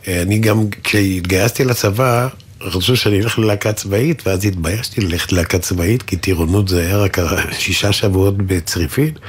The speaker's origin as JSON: {"language": "Hebrew", "town": "Tel Aviv", "region": "Tel Aviv District", "country": "Israel", "tie": "born or raised there", "said": "נולדתי נגיד. בתל אביב, ברחוב נחמני."}